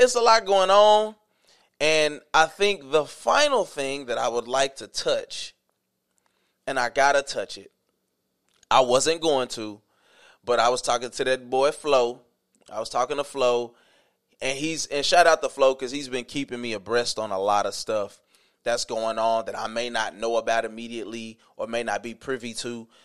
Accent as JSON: {"language": "English", "region": "the South", "country": "United States", "tie": "born or raised there", "said": "I grew up in the South. I grew up in the dirty South."}